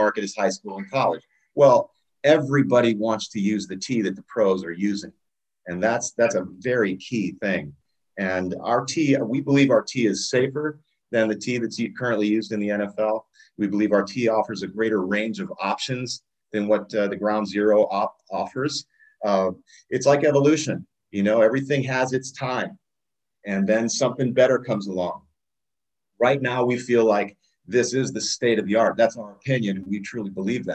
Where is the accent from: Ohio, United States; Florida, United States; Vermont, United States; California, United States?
Ohio, United States; Akron; my hometown of Akron, Ohio